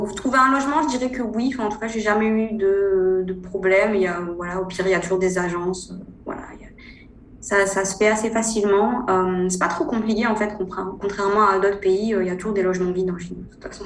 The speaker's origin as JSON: {"language": "French", "region": "northern France", "country": "France", "tie": "born or raised there", "moved": "as an adult", "lives_now": "China", "said": "je suis originaire du nord de la France. Je suis née dans une petite ville du nord."}